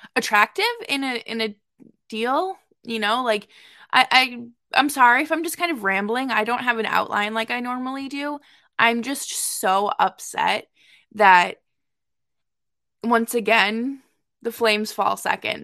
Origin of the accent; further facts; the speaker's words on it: Boston, Massachusetts, United States; moved away; born and raised in Boston.